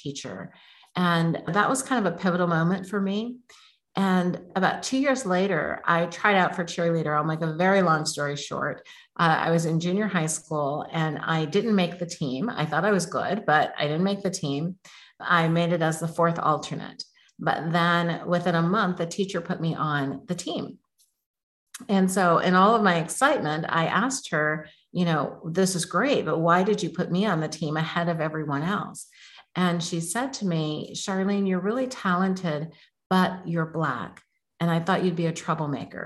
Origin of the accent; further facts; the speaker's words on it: Oakland, California, United States; I grew up in Oakland, California, not the good part at that time